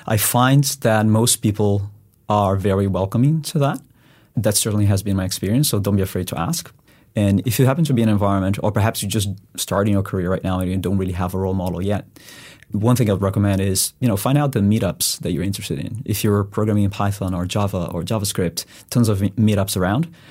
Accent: Brazil; moved away as an adult; also born or lived in Spain; I'm originally from Brazil, so I did go to uni there

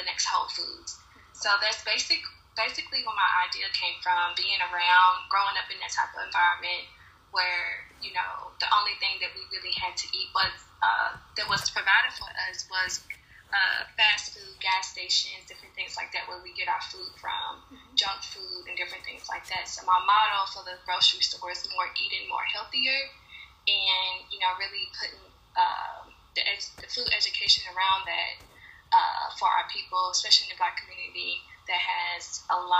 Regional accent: Louisville, Kentucky, United States; born or raised there

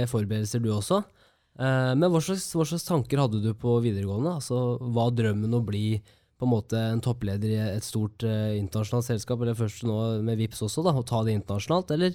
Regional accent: Kongsvinger, Innlandet, Norway; moved away; Jeg er fra Kongsvinger også, så jeg har veldig brei dialekt når jeg er hjemme.

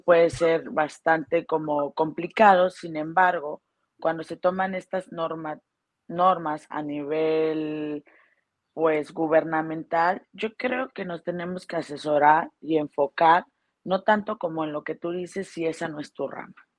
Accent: Mexico; also born or lived in Guadalajara; now in Playa del Carmen, Mexico; soy mexicana

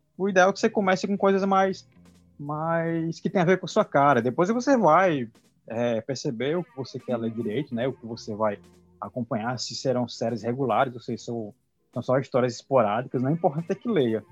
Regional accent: Natal / here, Rio Grande do Norte, Brazil; eu nasci em Natal, mas sempre morei aqui.

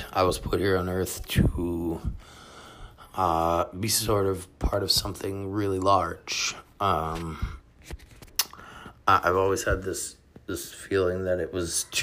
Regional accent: United States; we as American citizens

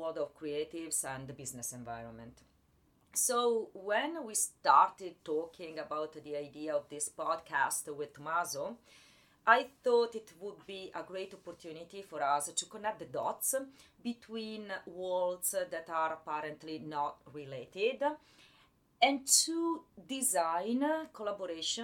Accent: Italy; English is a second language; moved away as an adult; now in New York, United States; As you guys might guess from my accent, I was born and raised in Italy

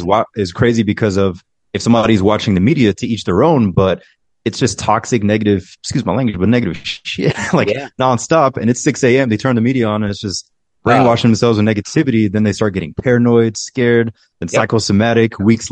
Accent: Fort Stewart, Georgia, United States; born there; also born or lived in Germany; No, I was born in Fort Stewart, Georgia. There's an army base in Georgia. I want to say it's 45 minutes from Savannah. So I was born there. And then we moved to Germany, to a lot of the bases in Germany, because my mother's German and my dad was army as well.

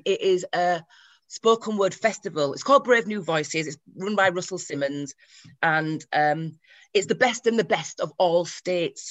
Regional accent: Leeds, Yorkshire and the Humber, United Kingdom; I'm from Leeds

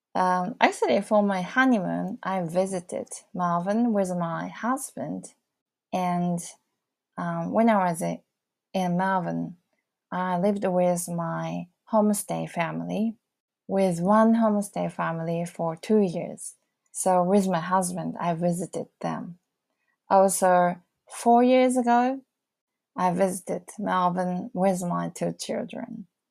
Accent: Fukushima, Japan; English is a second language; also born or lived in Saitama Prefecture; now in Saitama, Japan; my hometown is Fukushima. Fukushima is in Tohoku area

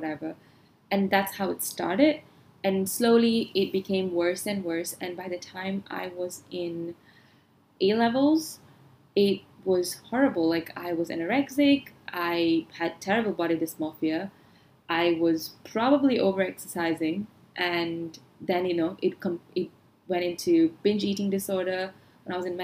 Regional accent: Malaysia; I am also Asian, and I grew up in Asia, in Malaysia

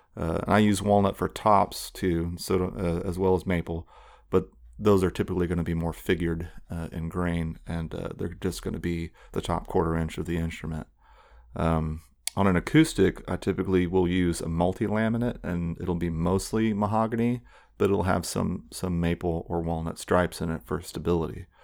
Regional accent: Tulsa, Oklahoma, United States; moved away as an adult; I grew up in West Tulsa, off of Charles Page and forty-eighth. Um, so I'm, uh, definitely a Tulsa native

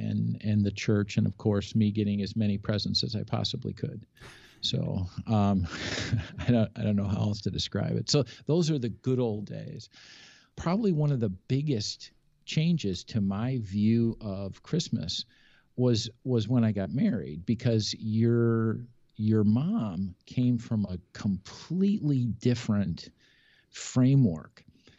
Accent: Buffalo, New York, United States; I was born and raised in Buffalo. And so we had a ton of family in Buffalo.

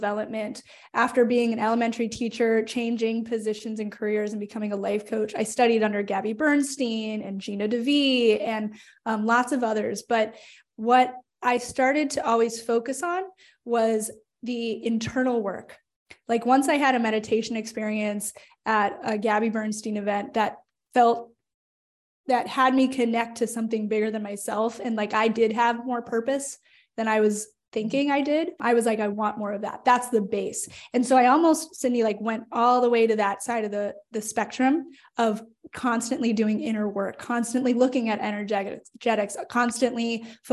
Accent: Phoenix, Arizona, United States; moved away as an adult; now in Richmond, United States; I am from Phoenix, Arizona, but I reside now in Richmond, Virginia, after moving cross country because I wanted to and felt called to after college

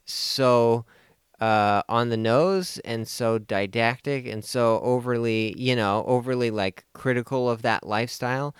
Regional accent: United States; as an American

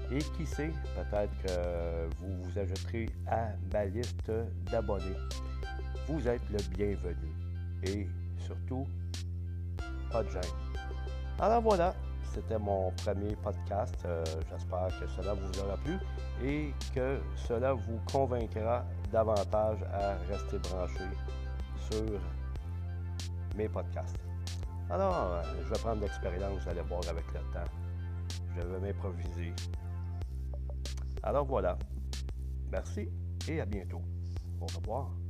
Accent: Quebec, Canada; mon Québec natal où je suis donc, vous avez bien deviné, je suis québécois, peu, peu, peu, vraiment d'ici, d'ici.

